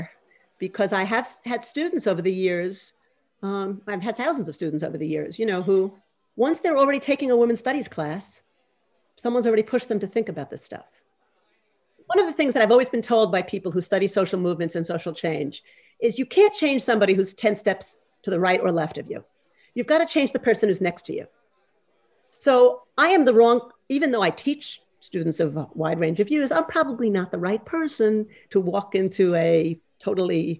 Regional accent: New York, United States; I grew up in New York at the sort of end of the anti-Vietnam War movement

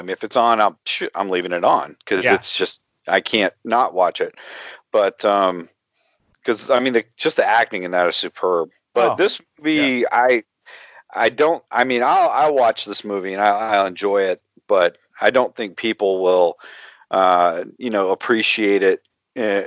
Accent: the South, United States; I'm from the South

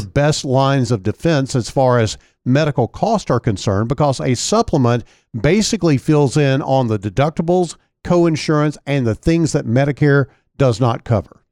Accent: El Dorado, Arkansas, United States; Amy from my hometown in El Dorado.

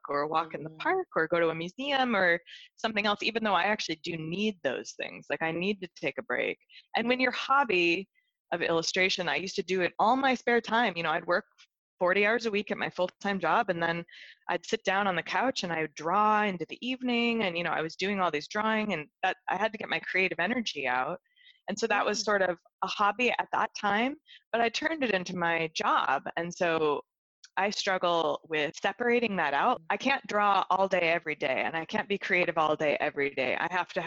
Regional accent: Seattle, Washington, United States; also born or lived in Chicago, Illinois; now in London, United Kingdom; I originally grew up in Seattle, Washington area, mm-hmm. But I've lived in Chicago for many, many

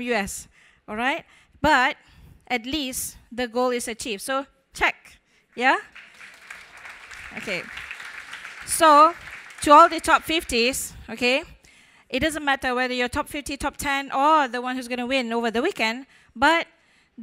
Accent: Malaysia; I'm from Malaysia.

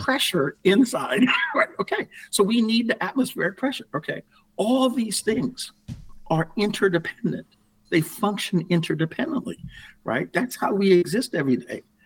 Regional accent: New York City, New York, United States; moved away as an adult; also born or lived in Houston, Texas / Connecticut; I grew up in the Bronx, and yeah, it was a very happy upbringing

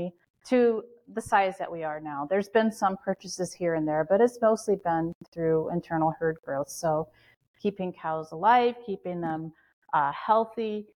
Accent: Florida, United States; now in Western New York, United States; I'm actually originally from Florida

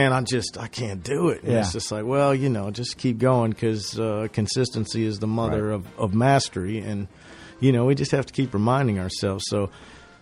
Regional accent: northern Minnesota, United States; moved away; also born or lived in Indiana; I'm from northern Minnesota.

